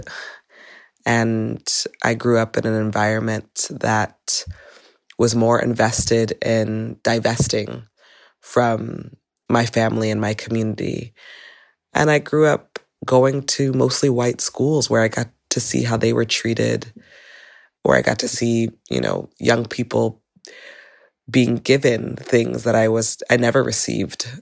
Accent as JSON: {"language": "English", "town": "Los Angeles", "region": "California", "country": "United States", "tie": "born or raised there", "said": "I grew up in Van Nuys, uh, which is a suburb outside of the inner city of Los Angeles"}